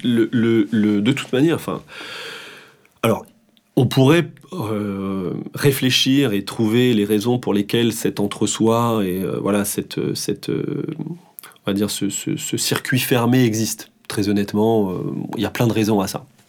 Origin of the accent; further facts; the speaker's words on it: Hossegor, Nouvelle-Aquitaine, France; also born or lived in Paris suburbs; now in Paris region, France; je pense que j'irai vivre euh, dans le sud-ouest, chez moi, au Segor